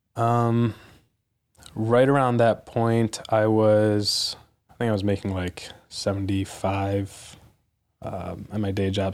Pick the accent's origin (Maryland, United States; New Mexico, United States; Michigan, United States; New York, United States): Michigan, United States; suburbs of Detroit; my hometown in the suburbs of Detroit